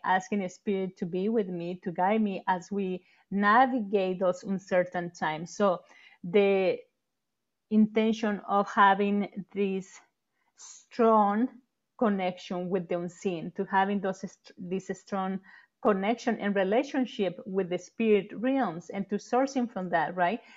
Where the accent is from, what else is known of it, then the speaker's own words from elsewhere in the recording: Mexico; moved away; growing up in Mexico